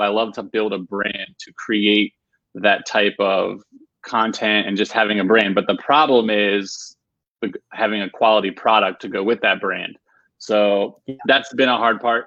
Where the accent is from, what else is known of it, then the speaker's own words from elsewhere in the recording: Virginia, United States; now in Raleigh, United States; I'm originally from Virginia, but now I live in uh, Raleigh, North Carolina